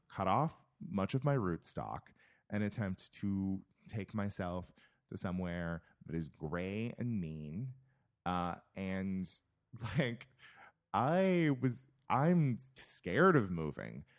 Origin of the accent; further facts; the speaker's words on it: California, United States; moved away as an adult; also born or lived in Minnesota; my hometown, we farm nuts and we farm prunes and peaches